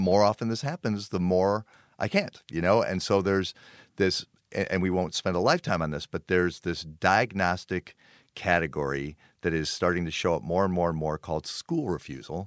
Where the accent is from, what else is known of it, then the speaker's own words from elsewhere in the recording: Park Ridge, Illinois, United States; I grew up in Park Ridge.